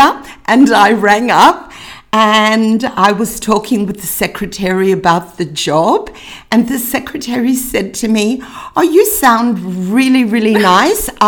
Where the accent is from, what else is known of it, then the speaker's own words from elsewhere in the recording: Australia; being the Aussie way, we're all really polite